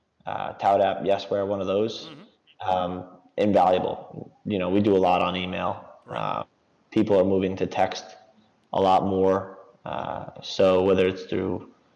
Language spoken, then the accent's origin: English; New York, United States; I'm an East Coaster, so I'm from New York.